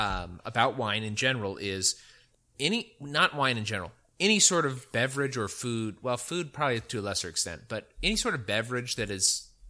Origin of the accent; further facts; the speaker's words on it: California, United States; now in Texas, United States; Well, I don't really consider myself a Texan, but I do like Texas a lot. I still think of myself as a Californian.